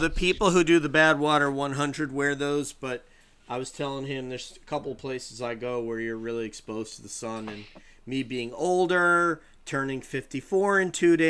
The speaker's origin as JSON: {"language": "English", "town": "Peekskill", "region": "New York", "country": "United States", "said": "I'm from Peekskill."}